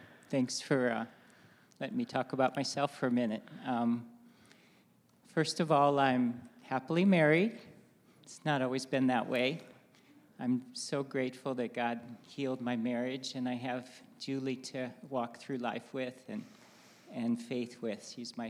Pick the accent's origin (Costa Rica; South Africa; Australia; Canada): Costa Rica; also born or lived in Navajo Nation, United States; Spent time growing up in Costa Rica, my wife in Japan a little bit, and we spent 10 years on the Navajo Nation raising our kids there.